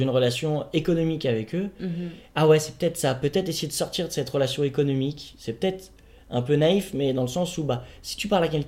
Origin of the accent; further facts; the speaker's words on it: Paris, Île-de-France, France; born there; Bon, moi je suis né à Paname aussi, c'est la différence.